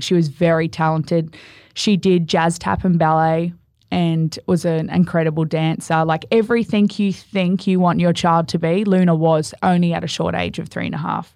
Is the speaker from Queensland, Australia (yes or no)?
yes; Gold Coast, Queensland, Australia; I'm from the Gold Coast.